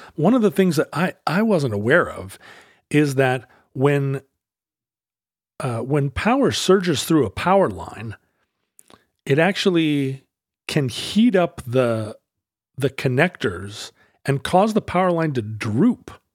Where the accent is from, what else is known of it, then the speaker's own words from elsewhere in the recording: Alaska, United States; I'm from Alaska